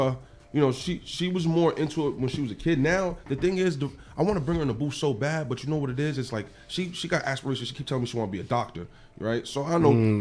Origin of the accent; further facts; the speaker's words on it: Paterson, New Jersey, United States; also born or lived in Montgomery, Alabama; My grandmother always owned the house I grew up in, which was on 31st Street in Patterson